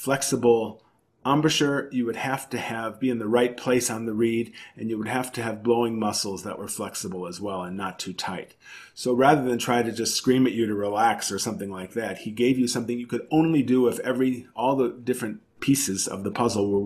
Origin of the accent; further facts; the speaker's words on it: Chicago, Illinois, United States; growing up in Chicago